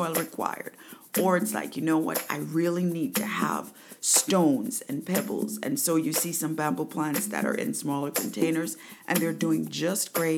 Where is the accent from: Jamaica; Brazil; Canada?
Jamaica; also born or lived in New York, United States; now in United States; I'm from Jamaica